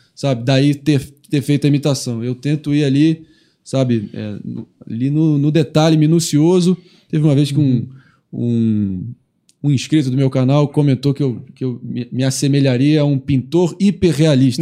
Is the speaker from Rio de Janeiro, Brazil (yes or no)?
yes; Rio de Janeiro, Brazil; eu sou do Rio, sou carioca